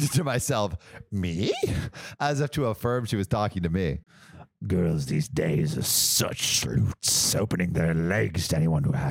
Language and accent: English; United States; I'm American